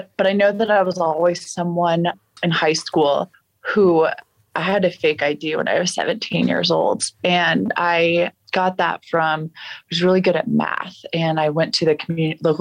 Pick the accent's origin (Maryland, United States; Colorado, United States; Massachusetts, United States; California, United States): Colorado, United States; also born or lived in Texas; I was born in Texas, but I've lived in Colorado most of my life